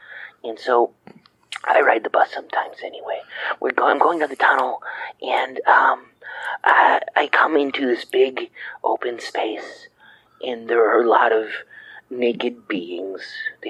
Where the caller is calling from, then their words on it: Decatur, Illinois, United States; I'm from Decatur, Illinois.